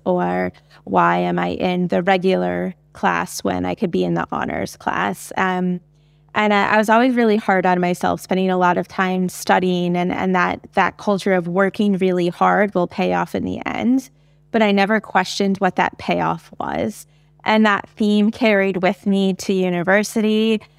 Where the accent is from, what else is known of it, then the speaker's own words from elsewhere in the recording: United States; as an American, I can speak to my experiences in early education